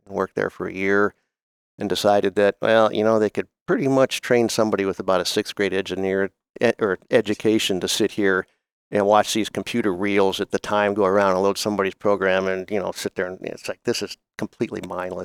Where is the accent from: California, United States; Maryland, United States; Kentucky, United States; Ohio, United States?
Ohio, United States; Oberlin; moved away; I grew up in Northern Ohio, uh, at, actually in a place called Oberlin, Ohio